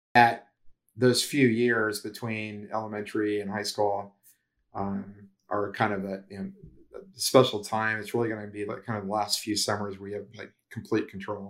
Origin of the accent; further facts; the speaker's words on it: Ohio, United States; moved away as an adult; also born or lived in Cincinnati / New Jersey / Florida; I'm from Ohio